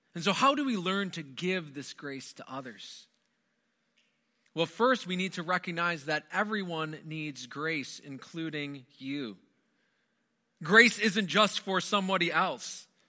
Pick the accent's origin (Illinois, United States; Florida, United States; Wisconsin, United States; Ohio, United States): Wisconsin, United States; moved away; I'm originally from Wisconsin, born and raised in Wisconsin